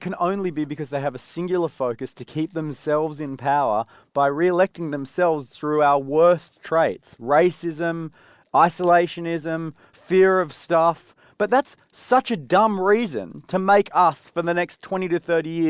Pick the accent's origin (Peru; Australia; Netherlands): Australia; Yeah, we're Australian.